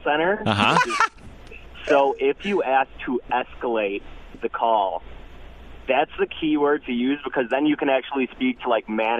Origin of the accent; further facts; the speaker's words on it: Illinois, United States; moved away as an adult; now in Milwaukee, United States; I hail from Illinois.